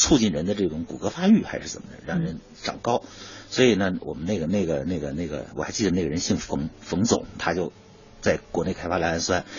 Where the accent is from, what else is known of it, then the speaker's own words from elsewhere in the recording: Datong, Shanxi, China; 山西大同